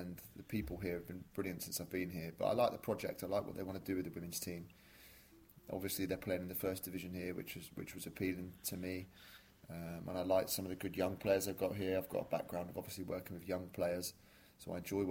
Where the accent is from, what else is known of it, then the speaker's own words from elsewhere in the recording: West Country, South West England, United Kingdom; moved away as an adult; now in Aberdeen, United Kingdom; I'm from the West Country originally